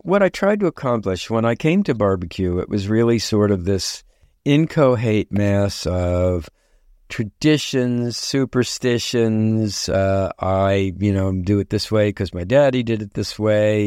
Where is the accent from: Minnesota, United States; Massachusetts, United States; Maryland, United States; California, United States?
Maryland, United States; Baltimore; also born or lived in Nagoya, Japan; I grew up in Baltimore, Maryland.